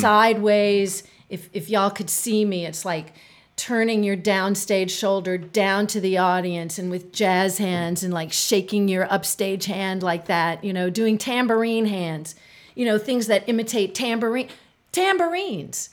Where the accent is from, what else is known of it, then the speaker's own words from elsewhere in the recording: United States; I'm an American.